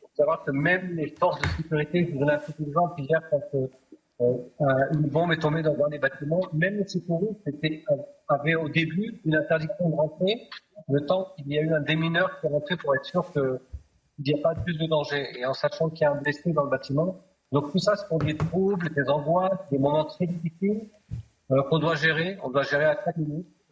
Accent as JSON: {"language": "French", "area": "the South", "region": "southern Israel", "country": "Israel", "tie": "born or raised there", "said": "j'ai grandi dans le Sud et on avait des ouvriers qui venaient de Gaza"}